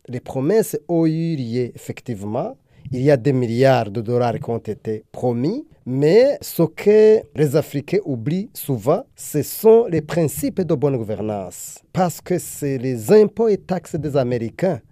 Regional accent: Burundi; also born or lived in Europe; Maintenant, je suis ici aux États-Unis, dans le cadre de ce sommet, mais je viens du Burundi

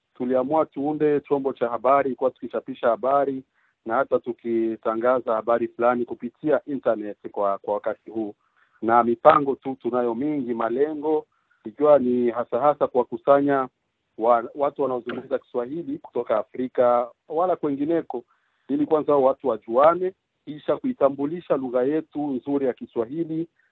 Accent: Burundi; also born or lived in Quebec, Canada; now in Canada; Mimi ni mtu kutoka Burundi ambapo sasa hivi naishi hapa Canada

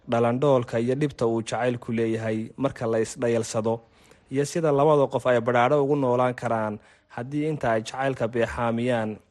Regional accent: Hargeisa, Maroodi Jeex, Somalia; waxa aan ku dhashay oon ku barbaaray magaalada hargeysa

